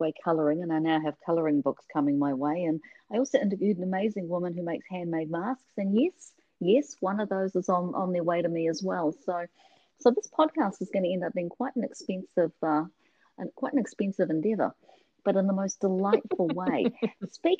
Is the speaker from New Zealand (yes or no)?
yes; New Zealand; I come from New Zealand, and we hold tea in very high regard